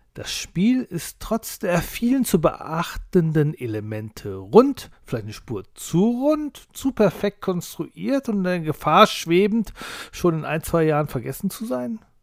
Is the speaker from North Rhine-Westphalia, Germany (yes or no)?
yes; Duisburg, North Rhine-Westphalia, Germany; Schließlich bin ich aus Duisburg